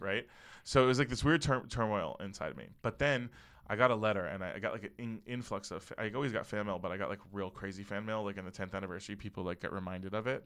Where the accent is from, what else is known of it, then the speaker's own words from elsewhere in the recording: Parkland, Florida, United States; moved away; the shooting that happened at Marjorie Stoneman Douglas was in my hometown.